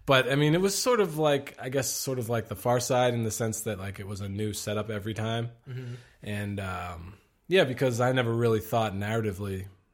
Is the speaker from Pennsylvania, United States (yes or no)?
yes; Pennsylvania, United States; also born or lived in New Jersey; I am from Pennsylvania.